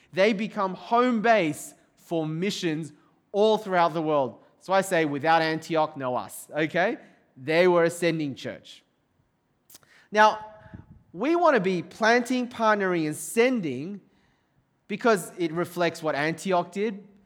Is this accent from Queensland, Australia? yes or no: no; Sydney, New South Wales, Australia; also born or lived in overseas (birthplace unspecified); We're growing up in Sydney, Australia